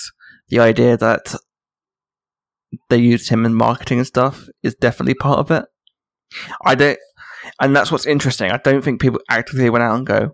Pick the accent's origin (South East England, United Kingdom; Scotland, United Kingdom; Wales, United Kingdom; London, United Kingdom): London, United Kingdom; I grew up in Hackney in Islington.